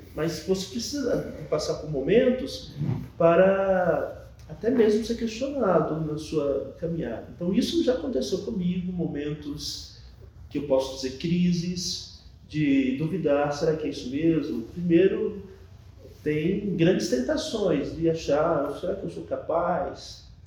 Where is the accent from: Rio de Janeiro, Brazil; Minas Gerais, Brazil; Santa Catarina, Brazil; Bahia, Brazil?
Bahia, Brazil; also born or lived in São Paulo; sou nascido em São Paulo, mas meus pais são nordestinos da Bahia. E aí, quando eu era muito pequeno, em torno de 6, 7 anos de idade, eu me mudei de São Paulo para Bahia